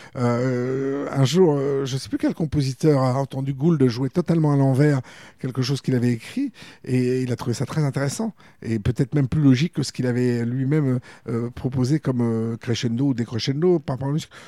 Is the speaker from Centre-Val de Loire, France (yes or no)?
yes; Bourges, Centre-Val de Loire, France; also born or lived in Paris; j'ai grandi à Bourges à partir de mes six ans